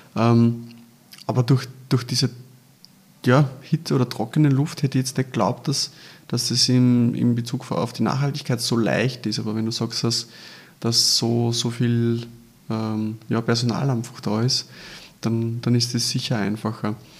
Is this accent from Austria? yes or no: yes; Lower Austria, Austria; Wir kommen zwar beide aus Niederösterreich